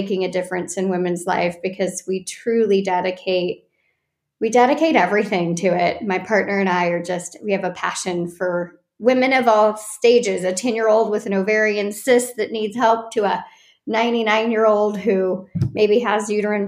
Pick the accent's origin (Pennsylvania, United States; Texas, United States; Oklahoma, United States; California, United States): California, United States; Orange County; I'm from Orange County and grew up in the area